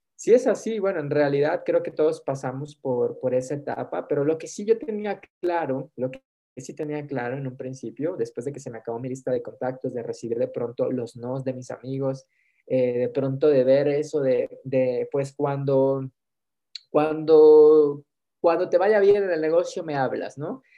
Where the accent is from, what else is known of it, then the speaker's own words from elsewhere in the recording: Mexico; hoy soy mexicano